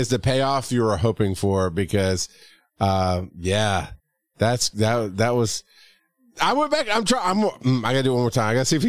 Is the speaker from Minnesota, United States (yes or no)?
no; Westchester, New York, United States; And I'm from Westchester.